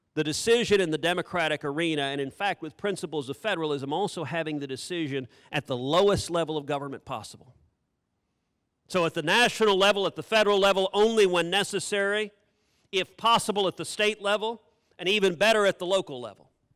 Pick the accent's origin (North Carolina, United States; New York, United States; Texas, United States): Texas, United States; I'm a Texan.